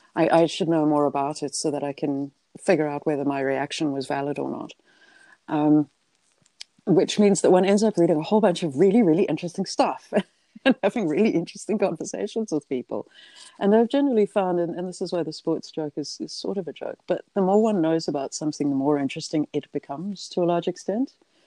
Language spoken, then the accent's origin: English; South Africa; I'm South African, English, New Zealand. You'd think that rugby would be my thing, but no.